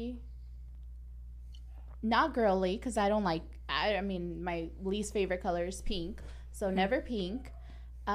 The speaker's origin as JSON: {"language": "English", "town": "Mexicali", "region": "Baja California", "country": "Mexico", "moved": "yes", "said": "Mexicali and proud"}